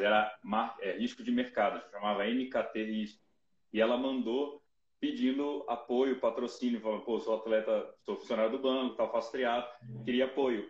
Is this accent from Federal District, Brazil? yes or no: yes; Brasília, Federal District, Brazil; Eu sou de Brasília